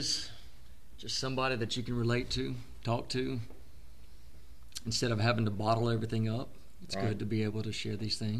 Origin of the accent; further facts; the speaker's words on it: Mississippi, United States; I'm 42, live in Mississippi, born and raised in Mississippi. I'm a Southern boy